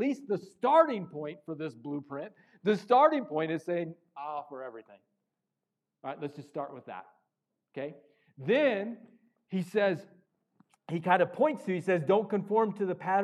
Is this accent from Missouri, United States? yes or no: yes; Missouri, United States; I grew up in Missouri